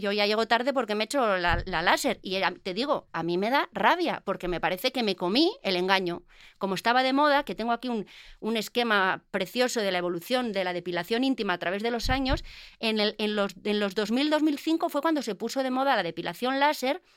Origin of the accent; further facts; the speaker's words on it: Basque Country, Spain; como buena vasca